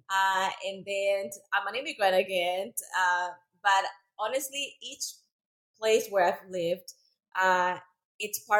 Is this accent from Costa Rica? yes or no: yes; Costa Rica; born or raised there; English is a second language; moved away as an adult; also born or lived in El Salvador; now in Dallas, United States